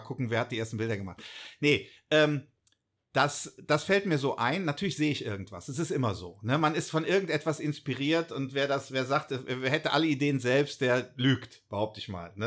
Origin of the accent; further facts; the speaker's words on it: Bonn, North Rhine-Westphalia, Germany; ich halt ein Urbonner bin, hier mhm. aufgewachsen bin in Bonn